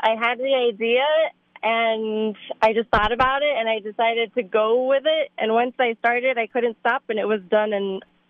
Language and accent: English; Miami, Florida, United States; I grew up in Miami, Florida.